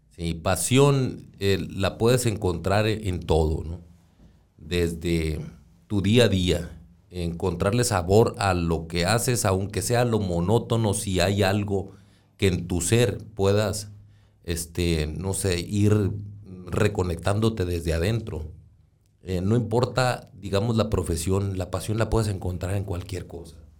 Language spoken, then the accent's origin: Spanish; Hermosillo, Sonora, Mexico; Yo nací ya en Hermosillo